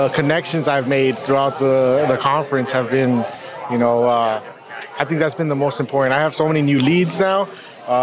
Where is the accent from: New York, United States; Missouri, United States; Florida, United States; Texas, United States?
Texas, United States; San Antonio; I'm from Texas, San Antonio.